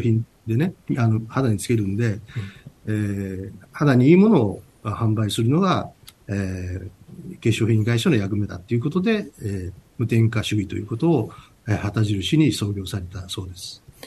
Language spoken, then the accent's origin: Japanese; Naruto, Tokushima, Japan; 出身はですね、えー、四国の徳